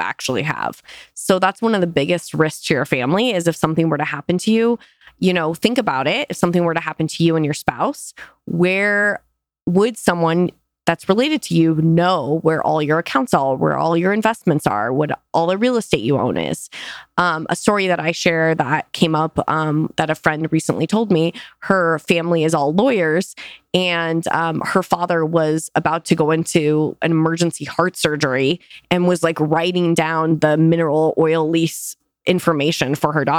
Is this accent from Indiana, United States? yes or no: no; Arizona, United States; I grew up in Arizona